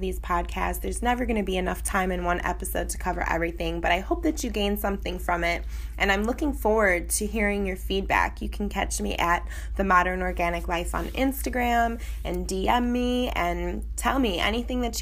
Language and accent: English; Chicago, Illinois, United States; now in Coral Gables, United States; I'm originally from Chicago